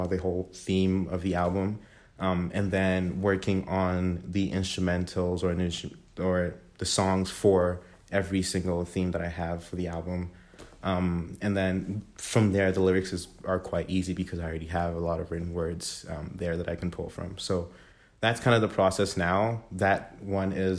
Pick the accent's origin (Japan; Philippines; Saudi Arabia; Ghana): Ghana; also born or lived in Toronto, Canada; now in Kingston, Canada; Born and raised in Ghana in West Africa, moved to Toronto in December 2013.